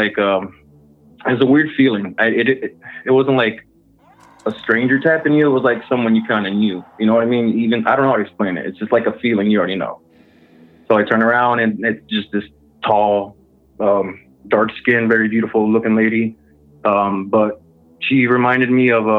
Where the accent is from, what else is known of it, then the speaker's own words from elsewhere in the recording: Texas, United States; moved away as an adult; now in Michigan, United States; I'm originally from Texas, but I moved up here in Michigan a couple years ago